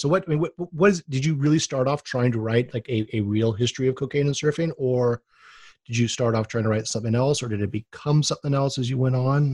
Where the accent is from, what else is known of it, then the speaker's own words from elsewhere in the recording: Oahu, Hawaii, United States; I'm actually from Oahu and a second generation surfer